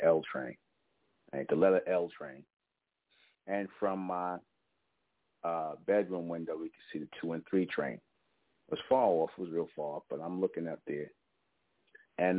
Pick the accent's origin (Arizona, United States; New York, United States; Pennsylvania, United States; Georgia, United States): New York, United States; New York City; I grew up in Brownsville, East New York, in the Van Dyke housing projects.